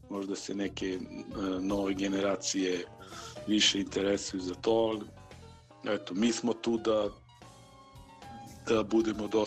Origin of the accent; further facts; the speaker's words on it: Niš, Southern and Eastern Serbia, Serbia; ovde kod nas u Nišu